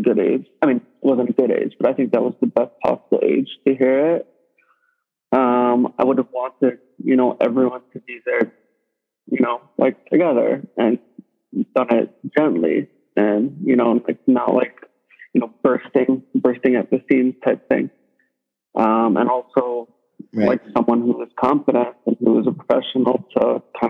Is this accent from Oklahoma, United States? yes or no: no; New York City, New York, United States; I grew up in Brooklyn